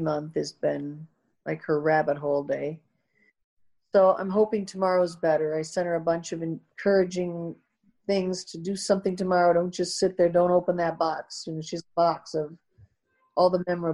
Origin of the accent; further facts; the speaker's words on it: Midwest, United States; I'm that way from the Midwest.